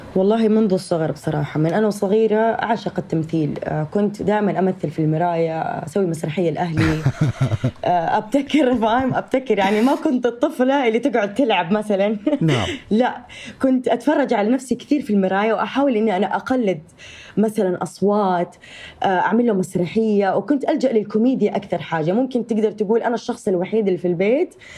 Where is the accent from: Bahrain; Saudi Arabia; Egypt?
Saudi Arabia; accent: Saudi; also born or lived in Jeddah; أنا نشأت وتربيت و آه وعشت طول حياتي في السعودية